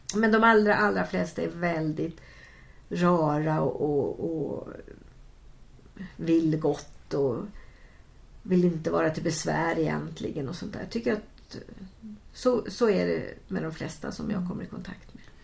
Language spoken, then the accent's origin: Swedish; Västergötland, Västra Götaland, Sweden; moved away; Jag kom från Västergötland, precis som Stickan